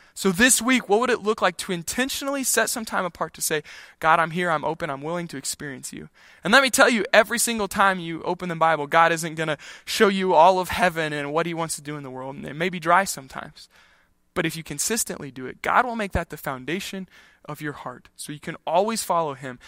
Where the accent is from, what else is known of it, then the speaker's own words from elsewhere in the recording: Kansas, United States; when I grew up in Kansas